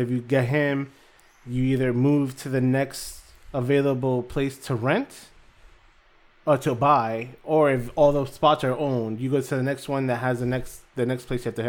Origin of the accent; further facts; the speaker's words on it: Florida, United States; It's around my hometown, where I lived in South Florida. In Broward County, that was our go-to.